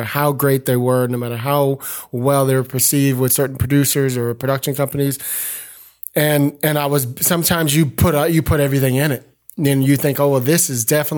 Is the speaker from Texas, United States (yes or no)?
no; San Francisco, California, United States; growing up in San Francisco